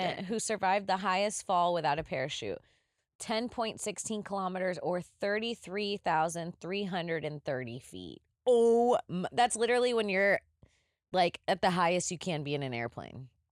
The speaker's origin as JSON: {"language": "English", "region": "Florida", "country": "United States", "tie": "born or raised there", "said": "as a child growing up in Florida"}